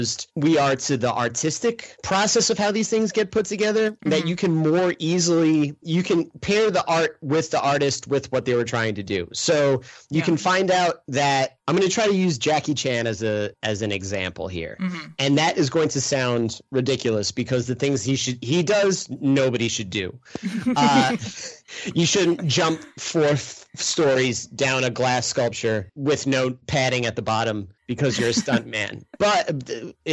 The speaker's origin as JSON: {"language": "English", "region": "New York", "country": "United States", "tie": "born or raised there", "moved": "as an adult", "lives_now": "Midwest, United States", "said": "I grew up back east. I grew up in New York. I went to school in upstate New York"}